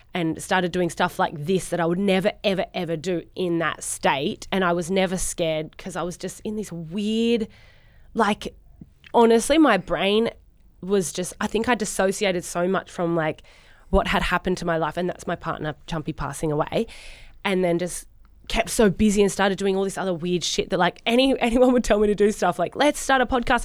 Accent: Sydney, New South Wales, Australia; moved away as an adult; now in Gold Coast, Australia; Grew up in Sydney, in Narrabeen.

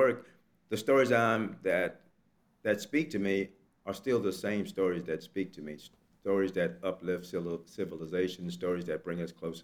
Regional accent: the South, United States; I grew up in the South

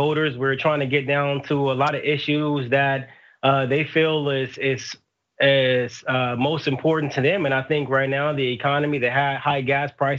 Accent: Los Angeles, California, United States; I'm from South Central Los Angeles

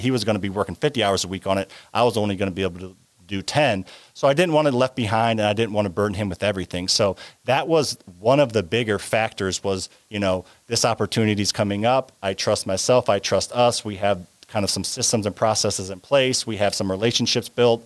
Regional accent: Midwest, United States; I grew up in the Midwest

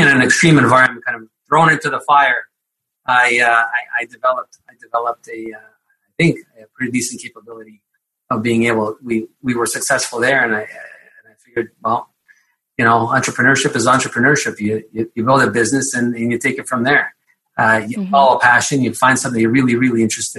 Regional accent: Canada; also born or lived in Ukraine; I grew up here, and I got my education here in Canada

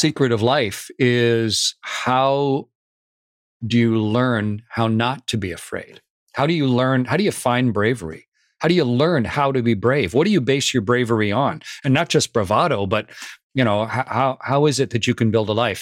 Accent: Canada; I was a test pilot with the U S Air Force and the U S Navy as a Canadian.

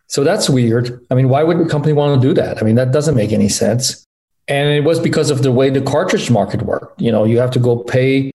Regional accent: France; moved away as an adult; also born or lived in Los Angeles, United States / Michigan, United States; I was born in Los Angeles, but grew up in France. My parents moved there when I was 4.

